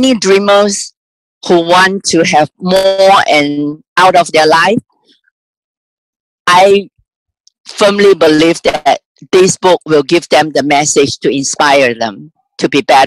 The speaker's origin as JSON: {"language": "English", "country": "Malaysia", "tie": "born or raised there", "moved": "as an adult", "lives_now": "United States", "said": "I was born and raised in Malaysia. I came here about 30 years ago."}